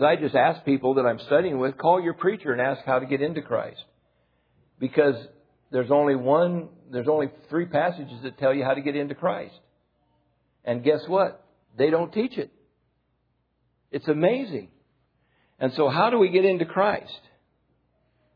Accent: United States; I'm an American, I'm not Japanese. When I was in France, I was an American.

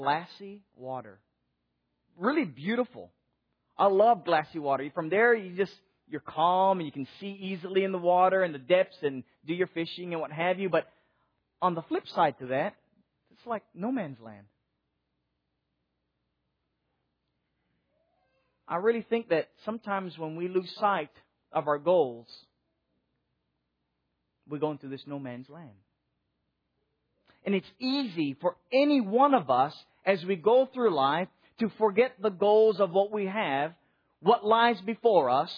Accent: Hawaii, United States; now in Nashville, United States; growing up in Hawaii

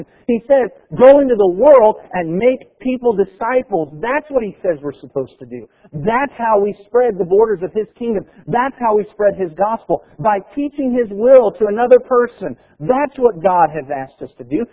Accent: United States; we are Americans

